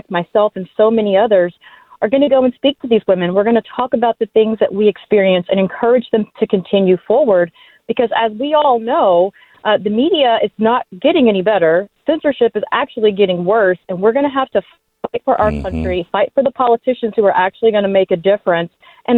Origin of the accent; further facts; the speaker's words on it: Texas, United States; And I'm so excited to be back in my home state of Texas